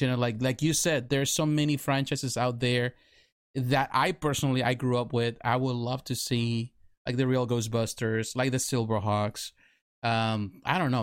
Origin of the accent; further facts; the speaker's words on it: Mexico; now in United States; I grew up in Mexico. I live in Mexico. I went to school in Mexico.